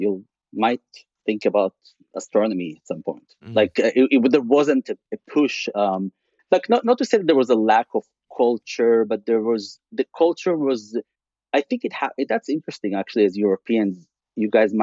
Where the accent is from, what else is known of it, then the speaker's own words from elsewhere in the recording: Tel Aviv, Tel Aviv District, Israel; English is a second language; moved away as an adult; also born or lived in California; I grew up in Israel